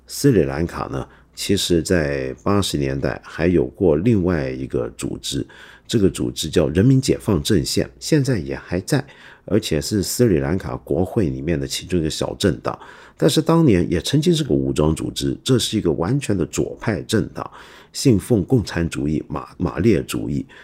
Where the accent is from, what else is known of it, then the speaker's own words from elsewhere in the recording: Hong Kong; 我身为香港人